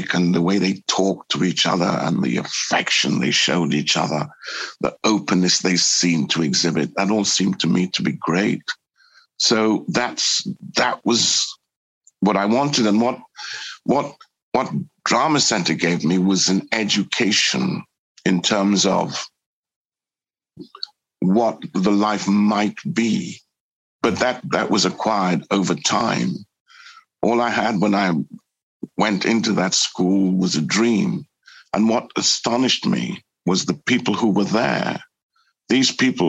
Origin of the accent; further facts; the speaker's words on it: Newcastle upon Tyne, North East England, United Kingdom; moved away; also born or lived in Trinidad; I grew up in Newcastle